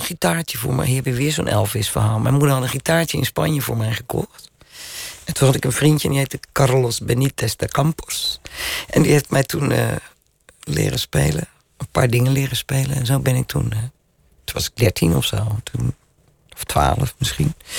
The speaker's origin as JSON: {"language": "Dutch", "town": "Rotterdam", "region": "South Holland", "country": "Netherlands", "said": "Ik ben een Rotterdammer."}